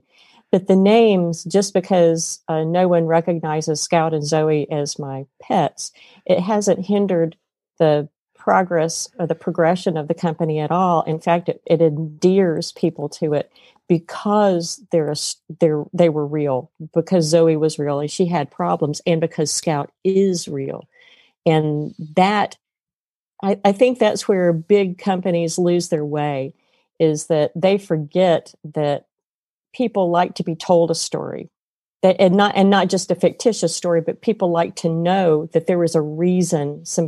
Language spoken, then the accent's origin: English; South Georgia, United States; now in Indiana, United States; I'm from South Georgia.